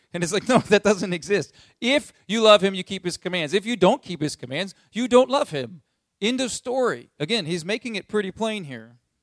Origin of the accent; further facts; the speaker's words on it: United States; as American people